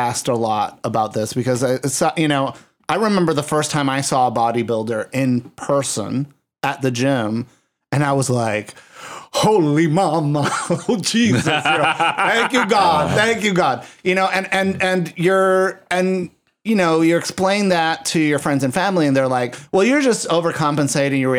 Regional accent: San Juan, Puerto Rico; I grew up in San Juan, Puerto Rico, and that was a tourist destination in the 1980s

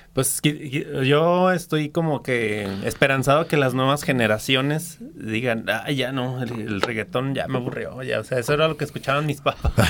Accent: Aguascalientes, Mexico; Aguascalientes, o sea, si sí soy nativo de aquí

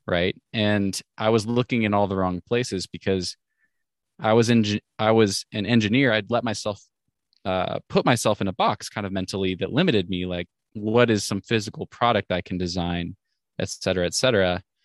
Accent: Washington, United States; moved away as an adult; also born or lived in Oregon; I grew up in Washington State

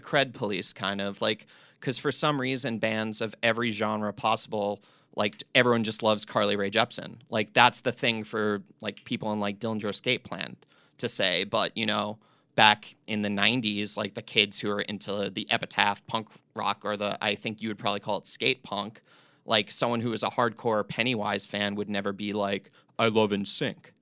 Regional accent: East Coast, United States; I grew up on the East Coast

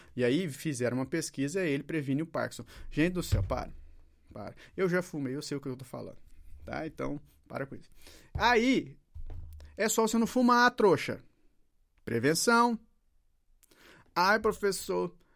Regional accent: Brazil; Eu tenho um país chamado Brasil

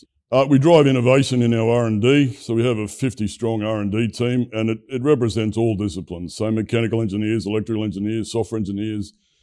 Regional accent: Brisbane, Queensland, Australia; My hometown of Brisbane has a long heritage of electrical industry expertise.

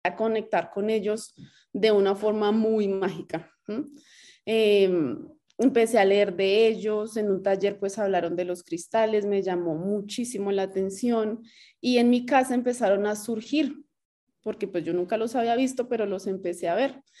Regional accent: Bogotá, Colombia; now in Cajicá, Colombia; soy de Bogotá, feliz aquí ahora en Cajica.

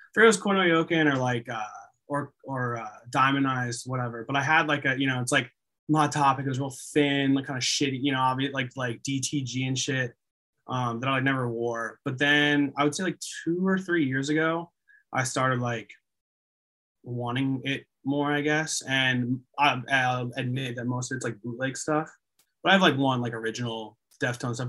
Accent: the Poconos, Pennsylvania, United States; also born or lived in Allentown, Pennsylvania; I grew up in the Poconos but but I lived in Allentown for a while

